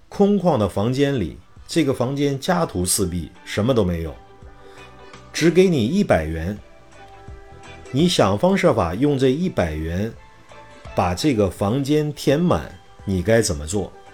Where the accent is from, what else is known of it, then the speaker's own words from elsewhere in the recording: Shanxi, China; moved away as an adult; also born or lived in Xuzhou / Wenzhou; 因为我是一个山西人，我在二十岁之前是没有看过大海的